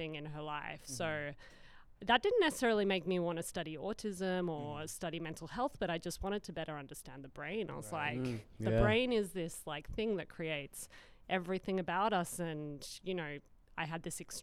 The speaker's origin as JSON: {"language": "English", "country": "Australia", "moved": "as an adult", "lives_now": "Pittsburgh, United States", "said": "I'm originally from Australia, so I moved here 4 years ago to do this research at Pitt"}